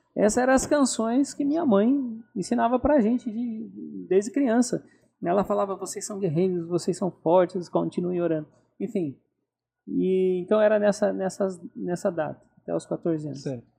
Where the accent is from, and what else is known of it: Telêmaco Borba, Paraná, Brazil; born or raised there